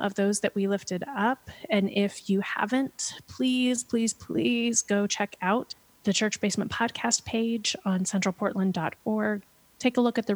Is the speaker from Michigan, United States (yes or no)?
no; Pennsylvania, United States; now in Portland, United States; I grew up in Pennsylvania